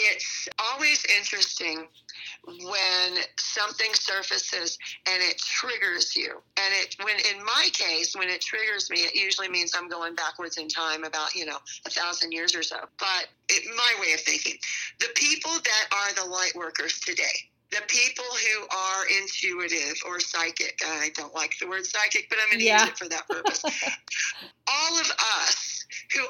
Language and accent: English; Texas, United States; also born or lived in San Francisco area, California; now in Arizona, United States; growing up in Texas